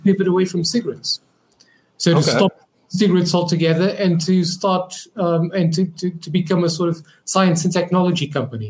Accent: Portugal; moved away as an adult; now in London, United Kingdom; I moved from Portugal to London

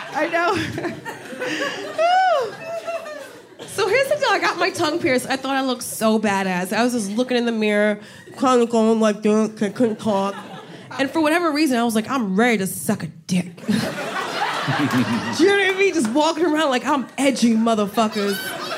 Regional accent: New Jersey, United States; Because I'm from Jersey. I went to the Jersey Shore for the summer.

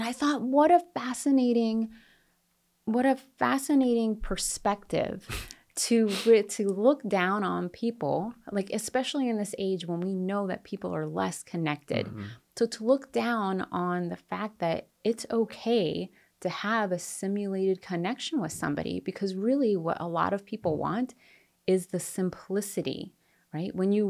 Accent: Japan; And, I grew up in Japan, so it's not like a completely foreign place to me.

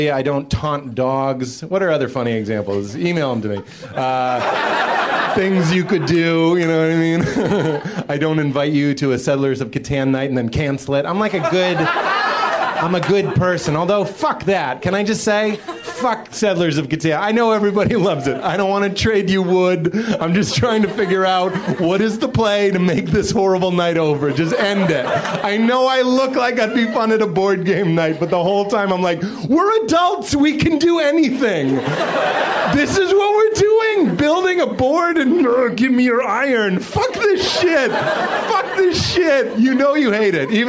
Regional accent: Boston, Massachusetts, United States; So I'm from Boston, and uh, it's weird growing up on.

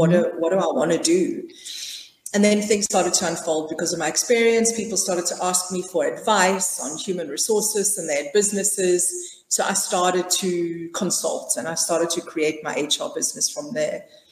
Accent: South Africa; I'm South African, born and bred, and I was raised in a traditional middle-class family.

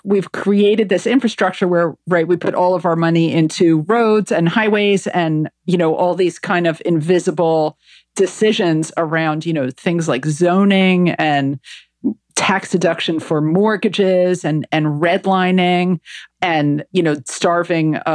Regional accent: New Jersey, United States; moved away as an adult; now in London, United Kingdom; I'm from New Jersey

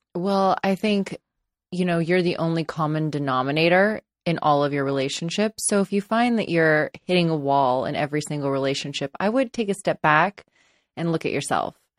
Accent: Los Angeles, California, United States; I grew up in Los Angeles, and I live in Los Angeles

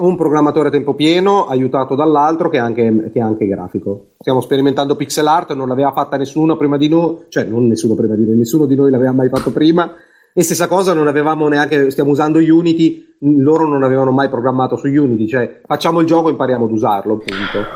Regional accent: Vignola, Emilia-Romagna, Italy; also born or lived in Bologna; Io sono di Vignola, che è un paesino

